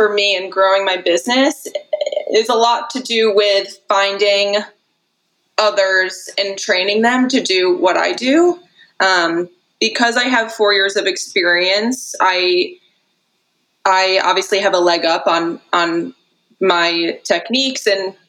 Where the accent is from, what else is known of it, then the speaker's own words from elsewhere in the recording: Connecticut, United States; I'm from Connecticut, yeah.